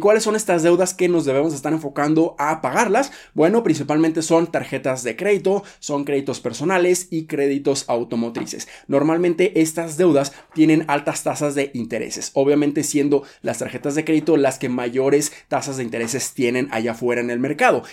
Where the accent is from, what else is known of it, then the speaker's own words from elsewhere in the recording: Mexico; nosotros como mexicanos